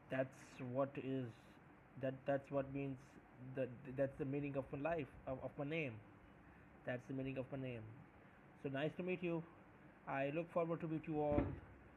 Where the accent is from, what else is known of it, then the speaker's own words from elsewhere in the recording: Pakistan; I'm from Pakistan